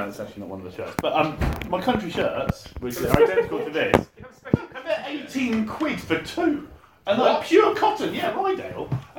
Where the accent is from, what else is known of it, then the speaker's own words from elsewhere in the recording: Suffolk, East of England, United Kingdom; I'm from Suffolk.